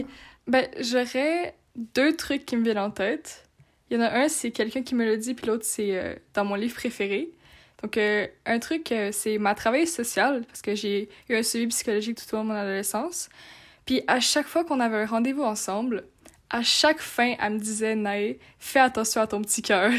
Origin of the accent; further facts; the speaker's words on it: Montreal, Quebec, Canada; also born or lived in France; je suis française, donc euh, avec mes, grands, mes grands-parents venaient nous chercher à Montréal et nous amenaient en France